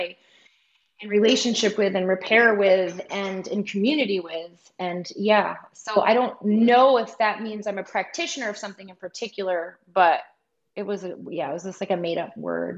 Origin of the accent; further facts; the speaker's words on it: New York, United States; now in Portland, United States; And I'm originally from the area where Lisa's from. So there's this upstate New York Paisan connection that I love.